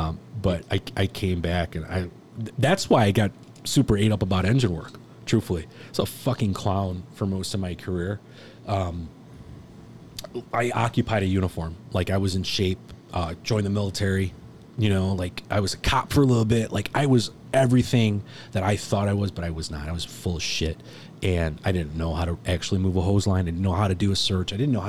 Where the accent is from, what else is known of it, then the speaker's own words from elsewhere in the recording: New York, United States; I'm from Long Island, you know, Jewish.